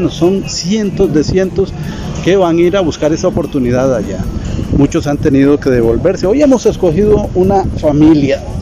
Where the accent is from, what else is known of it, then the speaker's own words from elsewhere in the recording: Costa Rica; elementos que son parte del alma del tico y nosotros somos tico